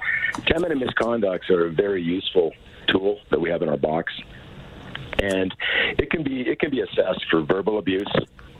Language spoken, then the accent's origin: English; Montreal, Quebec, Canada; I'm from Montreal